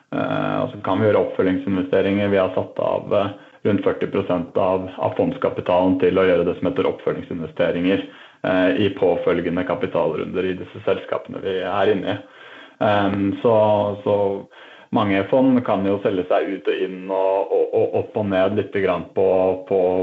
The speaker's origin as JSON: {"language": "Norwegian", "region": "Oslo", "country": "Norway", "tie": "born or raised there", "also_born_or_lived": "Trondheim", "said": "Jeg er øh, født og oppvokst i Oslo"}